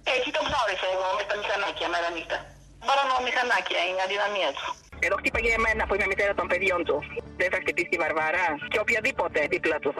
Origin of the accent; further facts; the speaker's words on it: Bulgaria; Greek is a second language; moved away; also born or lived in Greece; την πατρίδα μου